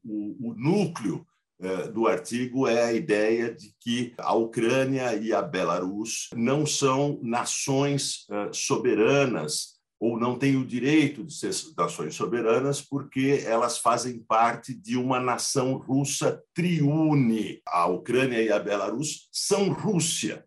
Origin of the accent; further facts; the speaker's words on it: Brazil; como brasileiros